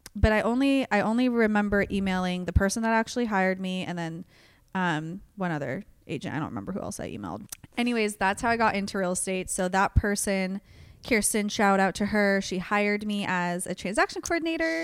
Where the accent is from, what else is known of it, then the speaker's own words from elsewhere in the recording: Antioch, California, United States; also born or lived in Sacramento, California / Chico, California; I was born in Sacramento, but moved to Antioch, California, which is East Bay area